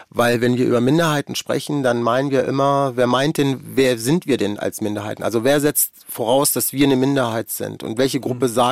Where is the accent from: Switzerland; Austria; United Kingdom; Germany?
Germany; Also ich bin in Deutschland sozialisiert und aufgewachsen. Ich habe ganz viel deutsche Sachen